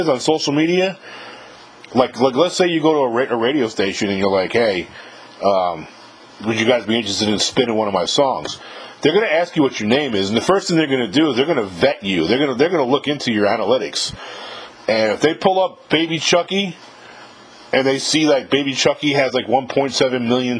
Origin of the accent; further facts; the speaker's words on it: New York, United States; now in Mississippi, United States; I live in Mississippi. I'm from New York originally.